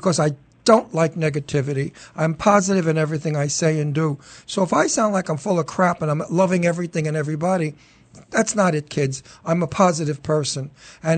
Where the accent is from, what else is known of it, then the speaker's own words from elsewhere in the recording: New York City, New York, United States; accent: Astoria, Queens accent and a Brooklyn accent and a Manhattan accent; also born or lived in Brooklyn, New York; And then we moved to Astoria, Queens, where I really grew up as a teenager.